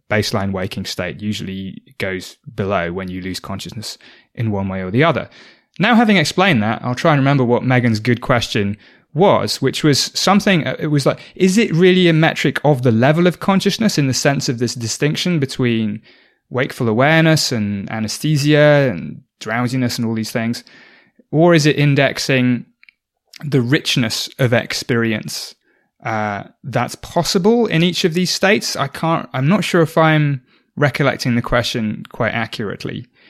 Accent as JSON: {"language": "English", "area": "South Oxfordshire", "region": "South East England", "country": "United Kingdom", "tie": "born or raised there", "said": "I grew up in South Oxfordshire in the U K"}